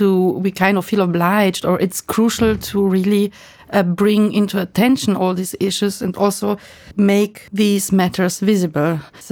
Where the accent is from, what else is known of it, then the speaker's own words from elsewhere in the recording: Romania; now in Germany; Because myself, I'm a migrant. I moved from Romania to Germany, and I always kind of stuck with this migrant topic